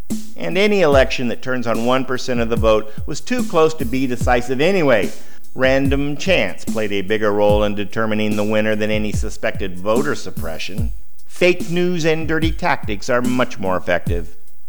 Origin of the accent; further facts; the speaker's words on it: United States; As American children